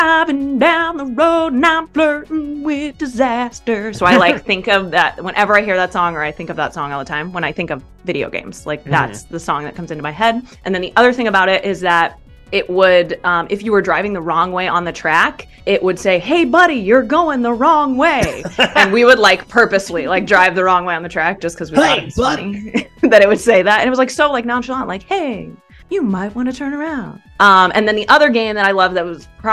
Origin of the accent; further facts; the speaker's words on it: Midwest, United States; moved away as an adult; I'm from the Midwest cornfields.